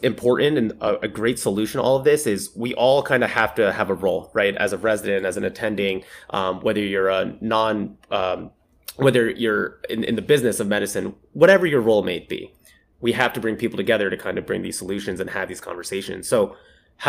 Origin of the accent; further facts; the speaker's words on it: Philadelphia, Pennsylvania, United States; I'm from Philadelphia.